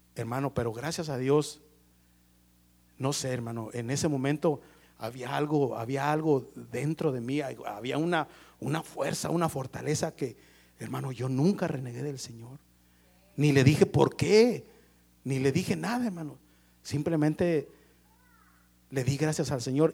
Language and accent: Spanish; Mexico; como todo mexicano